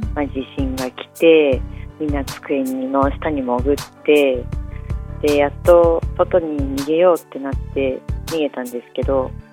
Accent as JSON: {"language": "Japanese", "town": "Ogawara", "region": "Miyagi", "country": "Japan", "tie": "born or raised there", "moved": "as an adult", "lives_now": "Tokyo, Japan", "said": "私は大河原町出身なんですけど"}